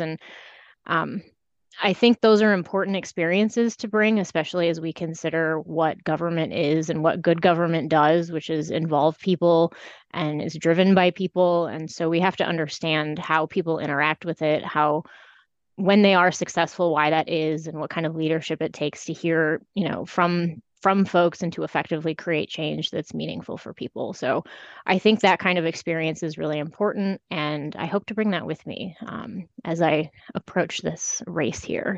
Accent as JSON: {"language": "English", "region": "Iowa", "country": "United States", "tie": "born or raised there", "also_born_or_lived": "California / Chicago / Seattle", "moved": "as an adult", "lives_now": "Elgin, United States", "said": "I grew up in Iowa"}